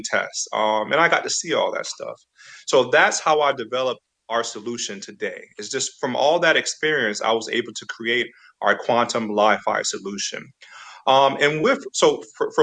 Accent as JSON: {"language": "English", "region": "Florida", "country": "United States", "tie": "born or raised there", "also_born_or_lived": "Fort Meade, Maryland", "moved": "yes", "said": "So I was born in Florida"}